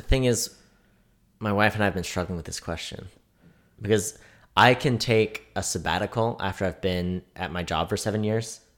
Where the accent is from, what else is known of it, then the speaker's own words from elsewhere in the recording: California, United States; now in Kansas City, United States; growing up in California, if I wanted to go do something cool, it was at least an hour away